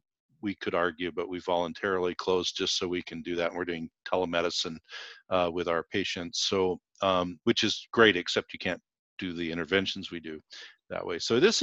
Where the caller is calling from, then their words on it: Seattle, Washington, United States; So I am in Seattle, Washington. My clinic is in Seattle